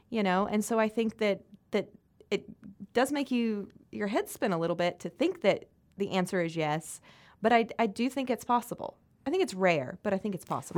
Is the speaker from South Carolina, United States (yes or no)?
yes; South Carolina, United States